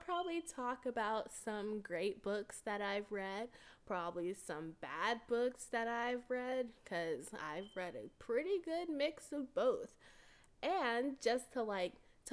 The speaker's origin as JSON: {"language": "English", "region": "Texas", "country": "United States", "said": "I am from Texas."}